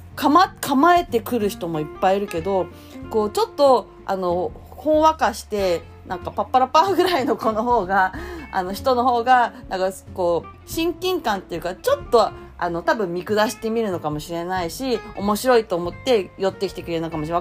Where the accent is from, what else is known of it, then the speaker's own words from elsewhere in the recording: Yokosuka, Kanagawa, Japan; 私は横須賀出身